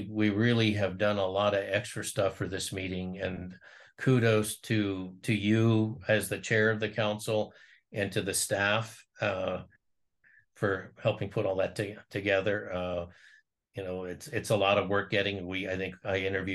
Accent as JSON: {"language": "English", "region": "Ohio", "country": "United States", "said": "I'm from Ohio"}